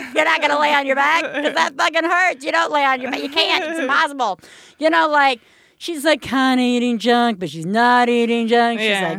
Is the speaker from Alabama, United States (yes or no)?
yes; Alabama, United States; I'm from Alabama